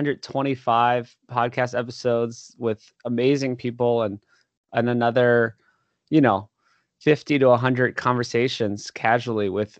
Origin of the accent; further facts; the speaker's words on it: Oahu, Hawaii, United States; moved away as an adult; also born or lived in Los Angeles, California; I grew up in Hawaii, actually, on Oahu.